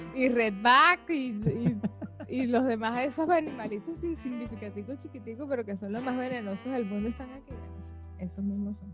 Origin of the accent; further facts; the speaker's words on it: Caracas, Capital District, Venezuela; now in Australia; yo sí soy de Caracas